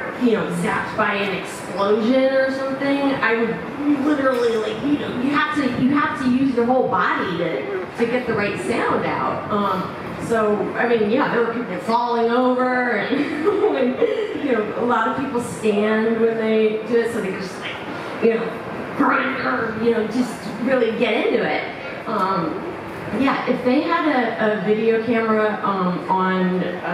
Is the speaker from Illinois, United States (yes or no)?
yes; Oak Park, Illinois, United States; I'm from Oak Park, Illinois, not Metropolis